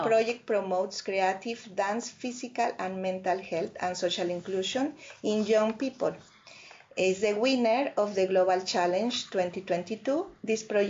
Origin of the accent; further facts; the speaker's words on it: Mexico; English is a second language; moved away as an adult; also born or lived in Canada / Turkey; now in Ireland; I'm from Mexico, actually, you know. So I was born in Mexico, raised in Mexico. Yeah. And I, when I was 25 years old, I moved to Canada.